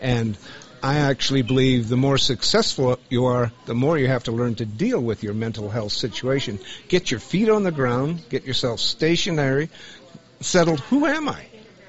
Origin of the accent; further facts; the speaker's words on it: Montana, United States; I'm from Montana.